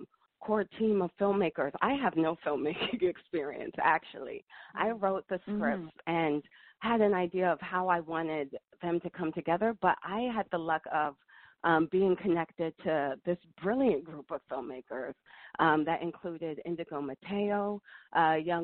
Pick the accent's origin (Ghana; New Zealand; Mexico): Ghana; Yeah, I am. Both of my parents were born in Ghana, born and raised.